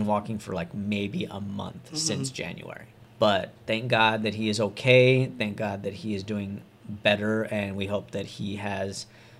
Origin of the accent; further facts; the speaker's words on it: Modesto, California, United States; Modesto, California.